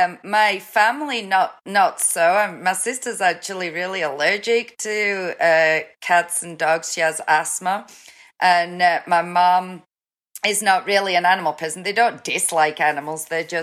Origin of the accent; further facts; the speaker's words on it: Newcastle, North East England, United Kingdom; Newcastle, which is just south of the border of Scotland. So most people, if they take a stabbing guess at my accent, will ask me if I'm Scottish.